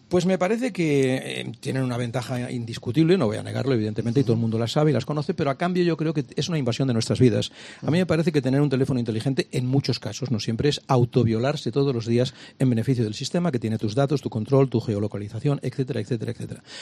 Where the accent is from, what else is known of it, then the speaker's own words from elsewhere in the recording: Catalonia, Spain; also born or lived in Barcelona; yo soy catalán